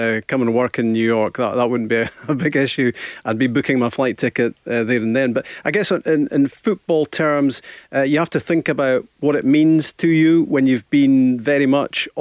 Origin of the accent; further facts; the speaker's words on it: Invergordon, Scotland, United Kingdom; I'm from Invergordon